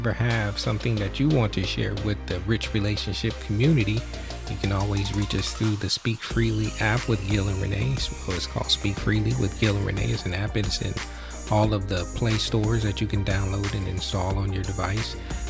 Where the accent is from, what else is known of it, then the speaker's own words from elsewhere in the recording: Michigan, United States; Even though I'm from Michigan, or we are from Michigan.